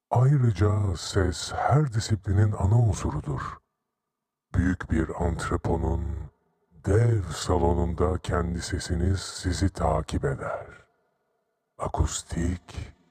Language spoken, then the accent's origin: Turkish; Istanbul, Turkey; born there; 1974 yılında İstanbul'da dünyaya geldim.